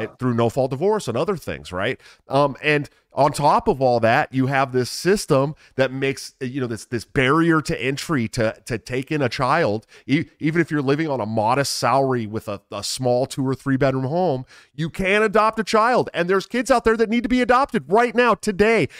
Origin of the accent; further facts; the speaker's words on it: Bay Area, California, United States; I grew up in the Bay Area